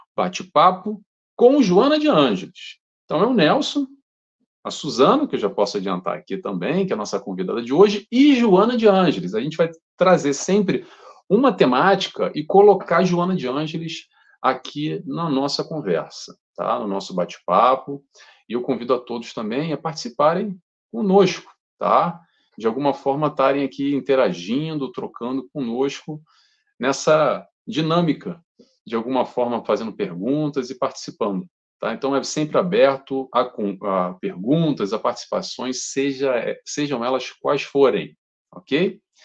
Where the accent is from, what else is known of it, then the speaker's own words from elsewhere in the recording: Rio de Janeiro, Brazil; moved away as an adult; also born or lived in Brighton, United Kingdom / London, United Kingdom; now in Portugal; eu sou brasileiro, carioca